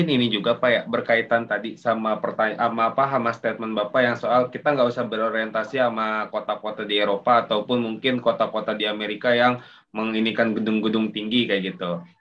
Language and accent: Indonesian; Bogor, West Java, Indonesia; sebagai orang Bogor juga ngerasa pak udah nggak ada.